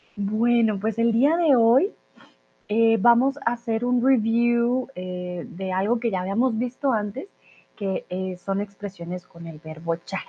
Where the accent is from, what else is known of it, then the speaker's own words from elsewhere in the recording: Colombia; soy de Colombia.